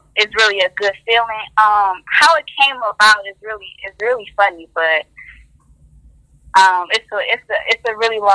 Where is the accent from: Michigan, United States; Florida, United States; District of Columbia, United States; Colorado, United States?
Michigan, United States; Detroit; Detroit, East Side, born and raised.